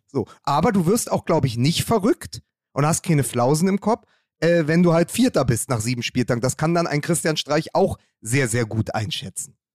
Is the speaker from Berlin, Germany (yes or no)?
yes; Berlin, Germany; in Spandau äh, hörst du da, wo ich herkomme